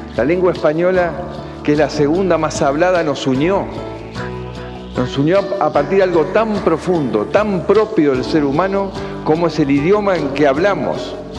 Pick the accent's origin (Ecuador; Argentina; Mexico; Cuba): Argentina